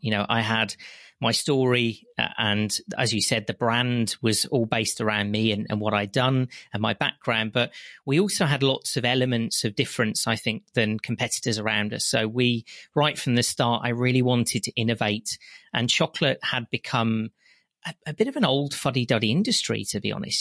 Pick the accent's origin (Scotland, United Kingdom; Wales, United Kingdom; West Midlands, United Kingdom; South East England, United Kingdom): West Midlands, United Kingdom; I lived in a very small local village, you can probably tell by my accent, in the West Midlands.